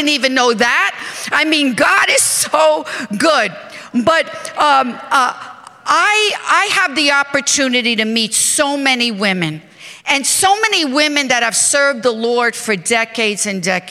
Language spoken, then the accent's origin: English; New York, United States; I am from New York